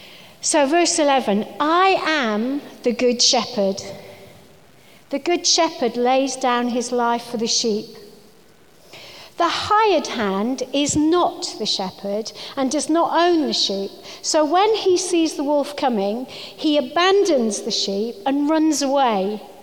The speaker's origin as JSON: {"language": "English", "region": "Wales", "country": "United Kingdom", "said": "And I think I am Welsh, although you wouldn't know it from my accent, but if I was speaking to my family on the phone, you definitely would see the difference."}